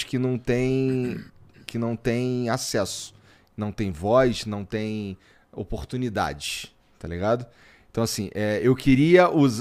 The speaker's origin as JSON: {"language": "Portuguese", "region": "Rio de Janeiro", "country": "Brazil", "moved": "yes", "said": "eu vim do Jacarela, lá, lá no ah, Rio"}